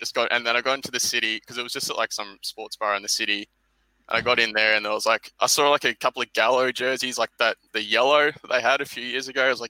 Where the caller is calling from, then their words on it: Melbourne, Victoria, Australia; I'm part of the Melbourne Denver Stiffs community.